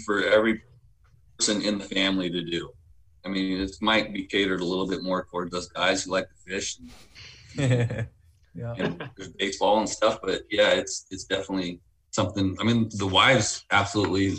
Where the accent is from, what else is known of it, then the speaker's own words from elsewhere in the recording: United States; now in Wasilla, United States; I grew up in the States